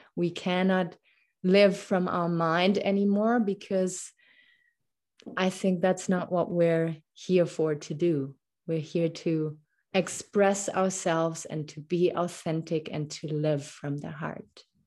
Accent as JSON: {"language": "English", "country": "Germany", "tie": "born or raised there", "also_born_or_lived": "Munich", "second_language": "English", "moved": "as an adult", "lives_now": "Canada", "said": "I was born and raised in Germany. That's why my, my little accent here when I speak English."}